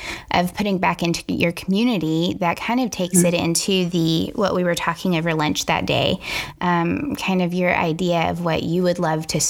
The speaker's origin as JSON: {"language": "English", "region": "the South", "country": "United States", "said": "I am from the South"}